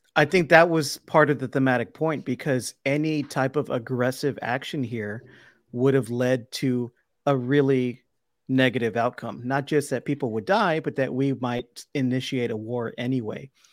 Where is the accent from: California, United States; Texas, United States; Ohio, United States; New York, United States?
Texas, United States; Brownsville; now in Austin, United States; my hometown of Brownsville